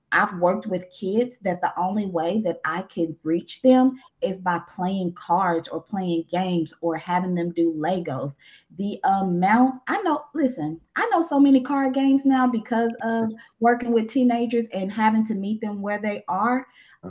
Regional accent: Eudora, Arkansas, United States; also born or lived in Crossett, Arkansas; now in Little Rock, United States; I'm from Eudora, Arkansas

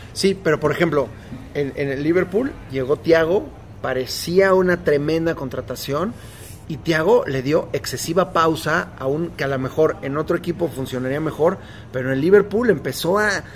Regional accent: Mexico

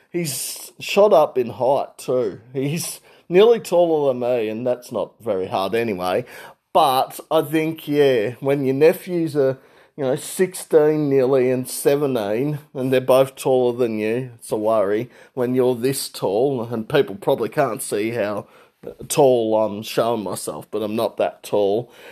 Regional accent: Regional Victoria, Australia; I'm from Regional Victoria

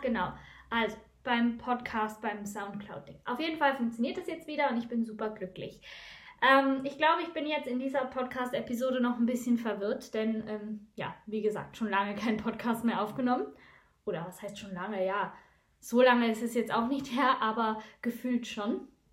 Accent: Switzerland; Bei uns in der Schweiz

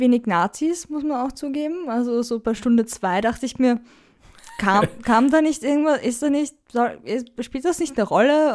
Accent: Austria; ich da als Österreicher

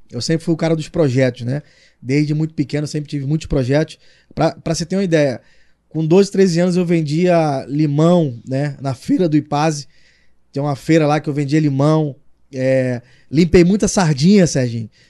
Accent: Rio de Janeiro, Brazil; accent: carioca; moved away as an adult; now in Arapiraca, Brazil; É foi onde eu cresci, né? É, eu cresci no conjunto do Ipaze, que é um, são os prédios.

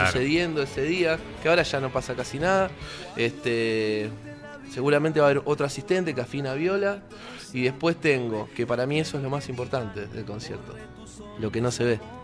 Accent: Avellaneda, Buenos Aires Province, Argentina; Soy de Avellaneda y en, mi lugar, la verdad, la gente escucha eh, cualquier cosa

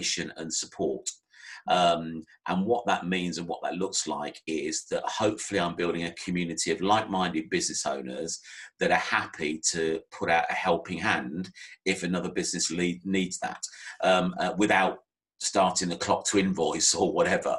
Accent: Northamptonshire, East Midlands, United Kingdom; moved away as an adult; also born or lived in Maidenhead; I was born and bred in Northamptonshire

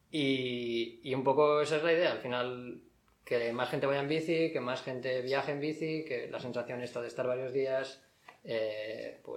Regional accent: Barcelona, Catalonia, Spain; yo soy de Barcelona, pero estoy, he estado unos días en Leida

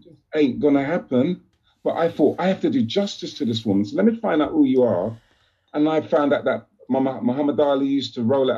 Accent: London, United Kingdom; I come same from Grove

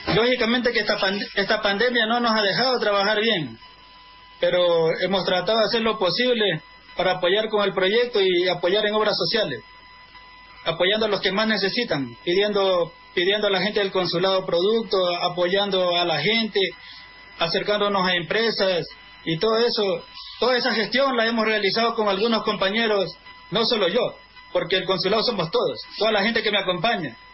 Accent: Ecuador; somos 25 ecuatorianos socios

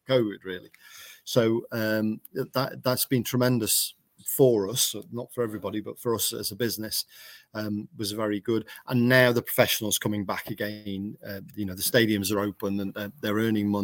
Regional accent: England, United Kingdom; we're Englishmen building lawnmowers

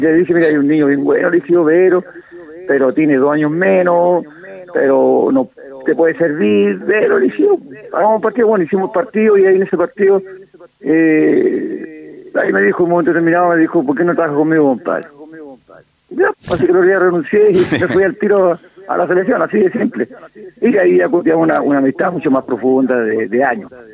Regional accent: Ovalle, Coquimbo, Chile; yo soy de Ovalle. Y normalmente eh, los vallinos vamos a Serena

